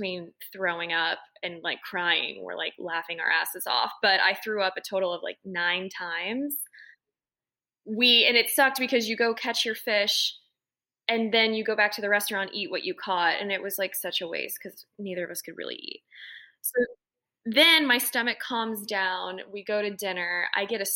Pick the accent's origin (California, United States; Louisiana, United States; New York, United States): Louisiana, United States; New Orleans; growing up in New Orleans